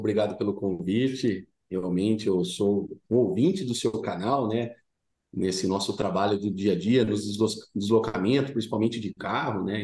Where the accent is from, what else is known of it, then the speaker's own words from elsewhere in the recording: Dourado, São Paulo, Brazil; eu sou do interior do estado de São Paulo, né? Uma cidade pequena chamada Dourado, vizinho de Brotas